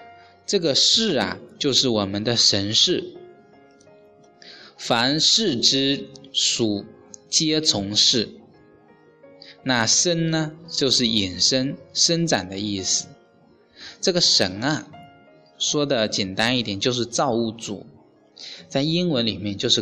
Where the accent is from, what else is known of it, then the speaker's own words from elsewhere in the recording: China; 外国人呢以出生日期为生日，计算年龄。我们中国人呢是以这个精卵结合的瞬间为生命的开始。